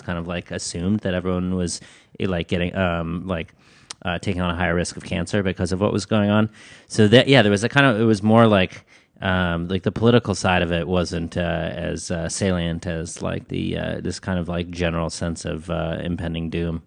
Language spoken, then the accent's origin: English; Midland, Michigan, United States; moved away; also born or lived in Ames, Iowa / New York City; I grew up in Midland, Michigan. Uh, I was born in Ames, Iowa. Uh, when I was two, my family moved to Midland, Michigan